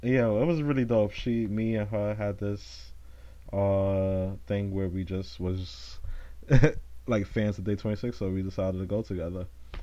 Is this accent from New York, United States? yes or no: yes; Queens, New York, United States; We come from Queens, Kadesha, and it was pretty dope.